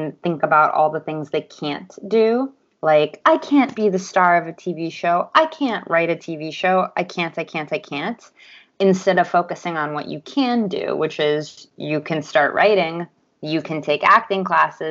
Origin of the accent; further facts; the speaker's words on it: Los Angeles, California, United States; I'm from Los Angeles, California, where I currently live